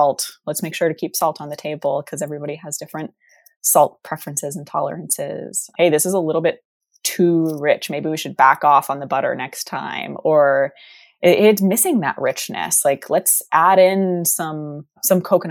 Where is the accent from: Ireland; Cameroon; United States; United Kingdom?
United States; Texas; moved away; we're both from Texas